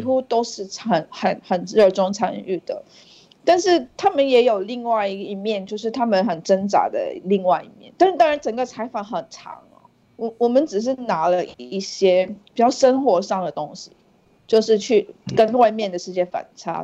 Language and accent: Chinese; Singapore; moved away as an adult; now in Hong Kong; 我住在香港十年，但是我是新加坡人